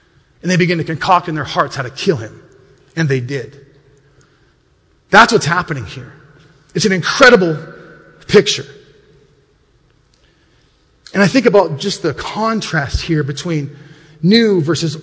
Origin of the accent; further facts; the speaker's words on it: Montana, United States; when I grew up in Montana, we weren't the most wealthy of families